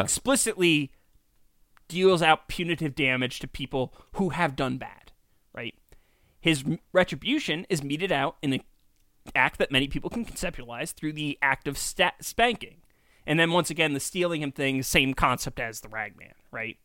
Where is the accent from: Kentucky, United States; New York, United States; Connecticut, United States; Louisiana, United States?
New York, United States; Kingston; we're from Kingston.